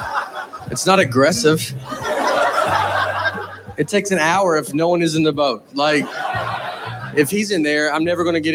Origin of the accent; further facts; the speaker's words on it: Nashville, Tennessee, United States; I'm from Nashville